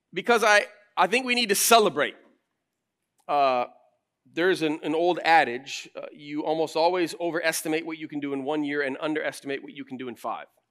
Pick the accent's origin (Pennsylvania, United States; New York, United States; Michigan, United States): Michigan, United States; Flint; moved away as an adult; also born or lived in Chicago; now in Grand Rapids, United States; I grew up in Flint